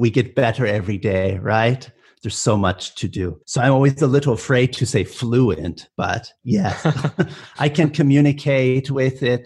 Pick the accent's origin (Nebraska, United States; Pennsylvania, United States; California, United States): California, United States; accent: American; first language English; moved away as an adult; also born or lived in Germany; now in Italy; I'm from California, so that's where I grew up, where I went to school